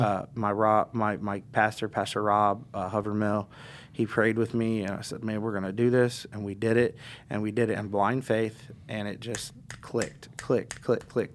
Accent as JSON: {"language": "English", "town": "Indianapolis", "region": "Indiana", "country": "United States", "tie": "born or raised there", "also_born_or_lived": "Florida", "said": "I was born in Indianapolis and I was raised in Indianapolis"}